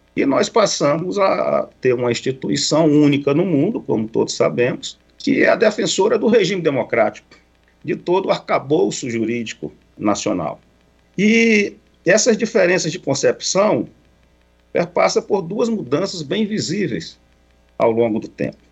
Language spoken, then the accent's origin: Portuguese; Cruzeiro do Sul, Acre, Brazil; Cruzeiro do Sul, que é minha terra natal, no interior do Acre